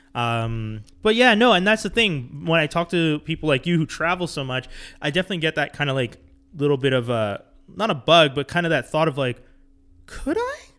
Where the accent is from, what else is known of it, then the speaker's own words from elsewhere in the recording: Montreal, Quebec, Canada; growing up in Montreal